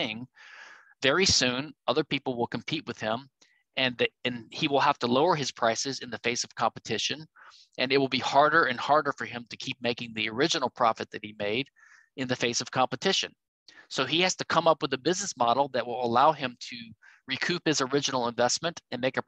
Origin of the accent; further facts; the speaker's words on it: Louisiana, United States; my home state, Louisiana